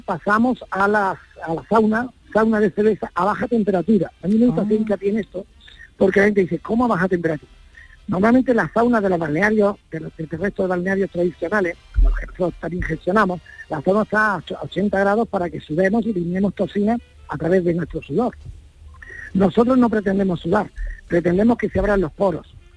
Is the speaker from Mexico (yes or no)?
no; Granada, Andalusia, Spain; yo soy granadino, mi mujer es gaditana